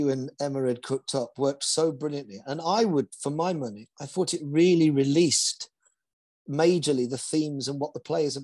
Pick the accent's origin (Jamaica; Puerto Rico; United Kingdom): United Kingdom; London; I was born in Chiswick.